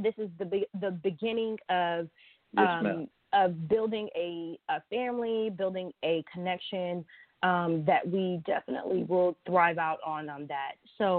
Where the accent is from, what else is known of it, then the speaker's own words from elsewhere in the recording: Mansfield, Texas, United States; I'm from Mansfield, so shout out to Funky Town and the 817 area.